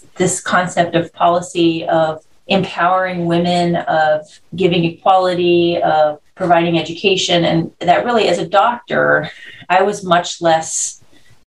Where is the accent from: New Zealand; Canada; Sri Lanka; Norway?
Canada; moved away as an adult; also born or lived in Florida, United States / San Diego, United States; I'm Canadian. So I, you know, born and raised there, and I went to medical school in Canada